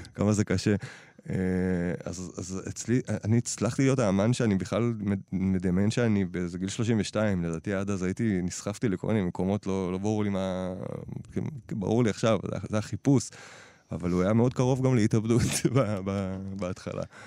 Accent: Nahalal, Northern District, Israel; אני גדלתי בנהלל

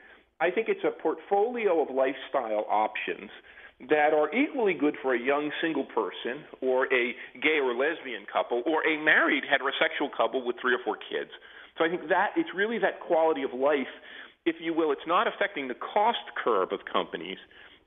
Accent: New Jersey, United States; I'm from New Jersey, and New Jersey is a lesser kind of situation than Connecticut. We call it the Garden State, but only parts of it are garden-like.

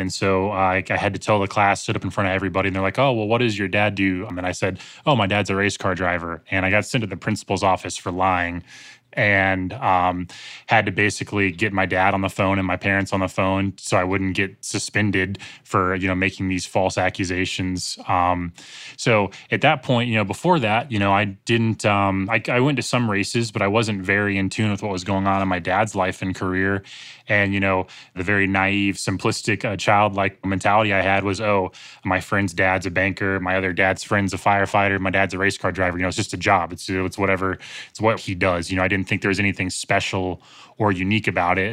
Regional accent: Greensboro, North Carolina, United States; Greensboro, North Carolina, which is my hometown

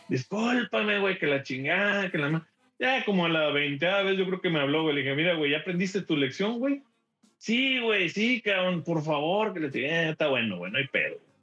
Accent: Mexico; moved away as an adult; also born or lived in Houston; now in Dallas, United States; soy mexicano

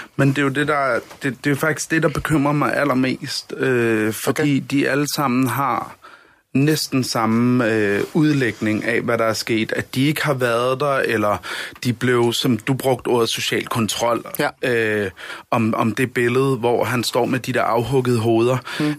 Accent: Denmark

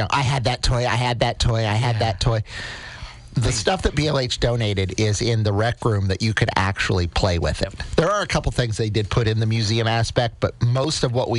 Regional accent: Edinburgh, Scotland, United Kingdom; I grew up in Edinburgh. I don't know the street names in town.

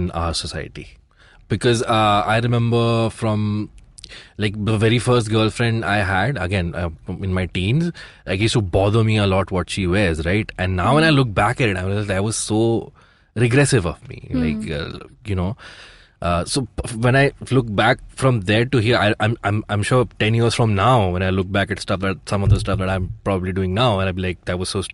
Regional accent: India; I grew up in India

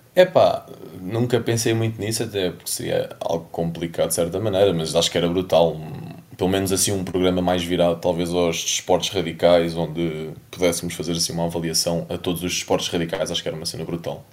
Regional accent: Lisbon, Portugal; sou de Lisboa

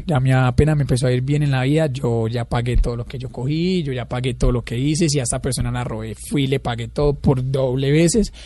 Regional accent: La Tebaida, Quindío, Colombia; moved away as an adult; also born or lived in Pereira; yo soy de un pueblo cerca de Armenia que es la Tebaida. He toda la vida allá

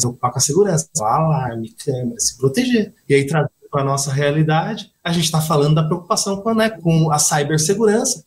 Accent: Osasco, São Paulo, Brazil; Alphaville, é, vizinho de Osasco, onde eu nasci.

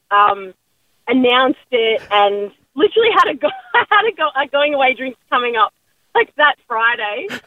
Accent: Adelaide, South Australia, Australia; I'm from Adelaide

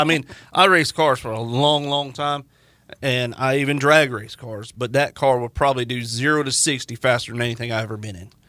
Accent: Florida, United States; moved away; I'm from Florida

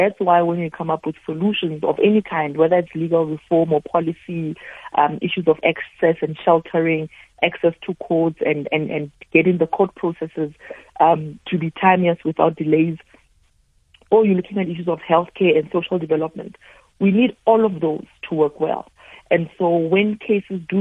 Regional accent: South Africa; for myself as a South African, this really feels like an extension of the work that I've already been doing here at home

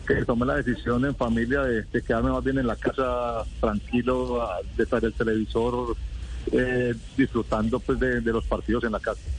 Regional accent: Colombia; moved away; nosotros venimos de Colombia

